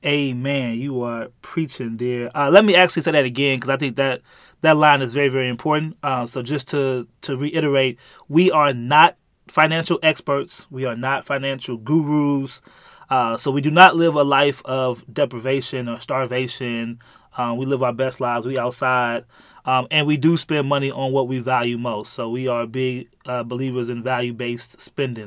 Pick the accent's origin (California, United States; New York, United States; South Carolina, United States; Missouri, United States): Missouri, United States; St. Louis; I born and raised in, uh, Saint Louis, Missouri